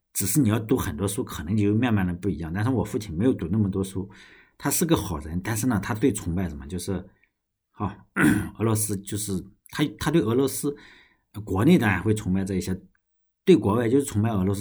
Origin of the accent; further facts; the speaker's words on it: China; moved away; also born or lived in United States; 尤其我们中国人